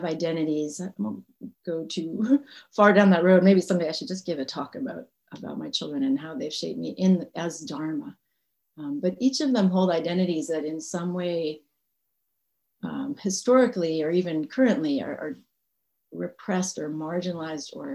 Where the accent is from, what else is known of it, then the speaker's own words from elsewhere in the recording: Massachusetts, United States; moved away as an adult; also born or lived in Northern California; I grew up in Massachusetts, so I'm from New England, and that shapes me quite a bit